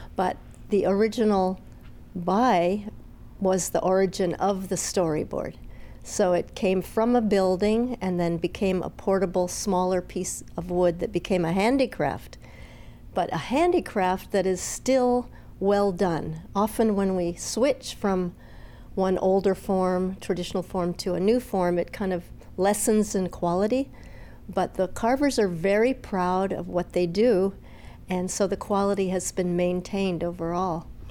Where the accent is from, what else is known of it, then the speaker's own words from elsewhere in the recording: Palau; I grew up in Palau watching the storyboard carvers